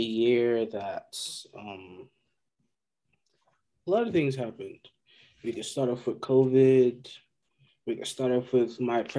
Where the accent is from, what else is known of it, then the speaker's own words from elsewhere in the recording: Nigeria; moved away; also born or lived in Georgia, United States; I am Nigerian.